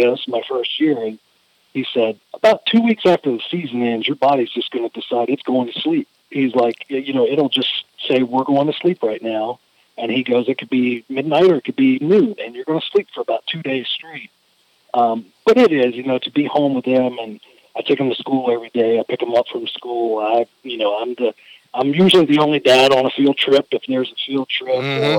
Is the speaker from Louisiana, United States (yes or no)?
yes; Louisiana, United States; growing up in Louisiana